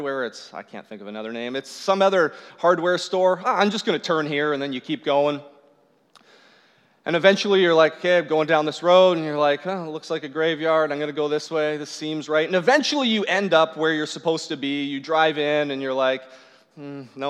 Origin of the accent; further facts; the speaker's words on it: Newmarket, Ontario, Canada; I grew up in Newmarket, and so just Newmarket, and about 30 minutes north of Newmarket is where I worked